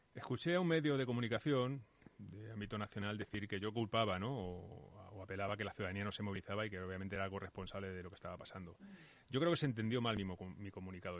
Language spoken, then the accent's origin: Spanish; Móstoles, Community of Madrid, Spain; now in Batres, Spain; yo soy vecino de Batres, soy alcalde de Batres, pero yo soy mostoleño, me he criado toda la vida en Móstoles